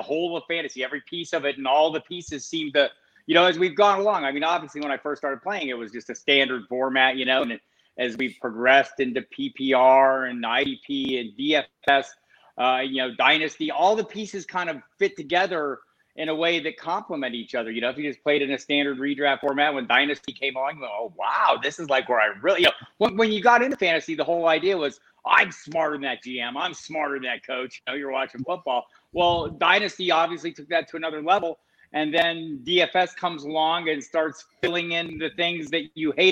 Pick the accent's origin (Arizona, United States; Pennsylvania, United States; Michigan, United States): Arizona, United States; Tucson; I grew up in Tucson, Arizona.